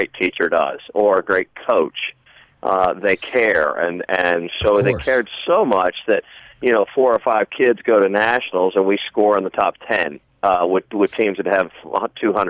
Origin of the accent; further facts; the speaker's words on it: Jonesboro, Georgia, United States; I'm from Jonesboro, Georgia